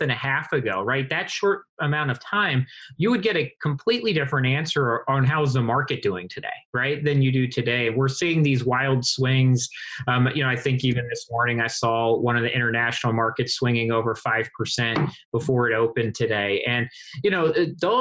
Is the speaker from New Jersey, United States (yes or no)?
no; Baltimore, Maryland, United States; I'm from Baltimore